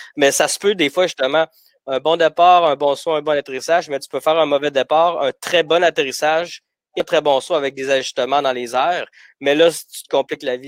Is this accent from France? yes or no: no; Gatineau, Quebec, Canada; also born or lived in Bucharest, Romania; J'ai grandi à Gatineau euh, jusqu'en secondaire 3